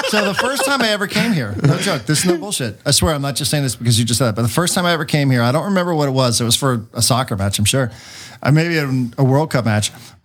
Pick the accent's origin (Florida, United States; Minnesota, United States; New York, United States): New York, United States; New York City; moved away as an adult; now in San Diego, United States; I'm growing up in New York with snow. I'm growing up, you know, with gray.